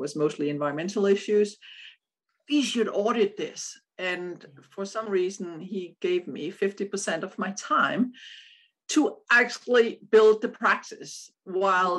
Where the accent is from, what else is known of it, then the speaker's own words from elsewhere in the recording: Odense, Southern Denmark, Denmark; born in Odense, which is the same city as Hans Christian Andersen